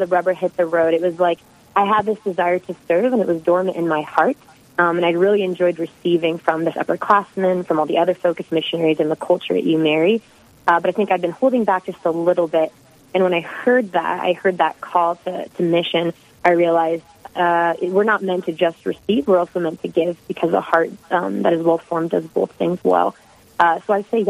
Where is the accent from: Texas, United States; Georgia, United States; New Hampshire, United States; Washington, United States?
Washington, United States; Hoquiam; moved away as an adult; also born or lived in South Dakota; now in North Dakota, United States; I'm a West Coast girl. Been in the Midwest about 6 years now, but originally from a small logging town called Hoquiam. It's about 2 hours from Seattle.